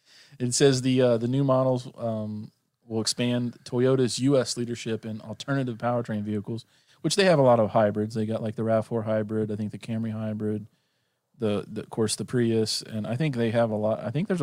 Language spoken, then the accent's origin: English; Norway; I'm from Norway.